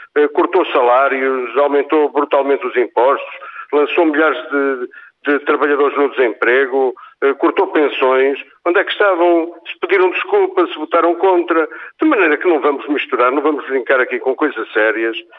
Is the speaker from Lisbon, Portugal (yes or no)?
no; Guarda, Portugal; no território distrital onde nasci, onde vivo e onde quero morrer